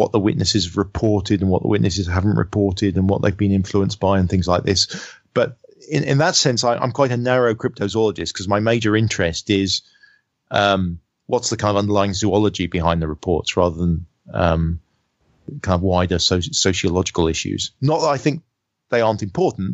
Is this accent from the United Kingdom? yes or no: yes; United Kingdom; me being British.